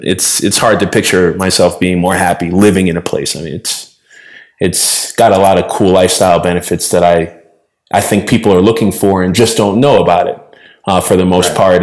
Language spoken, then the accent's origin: English; Boston, Massachusetts, United States; moved away as an adult; now in Loja, Ecuador; born and raised in Boston.